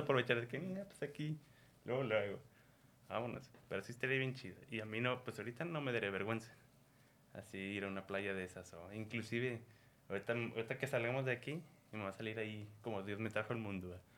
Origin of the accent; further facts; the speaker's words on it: Mexico; somos los mexicanos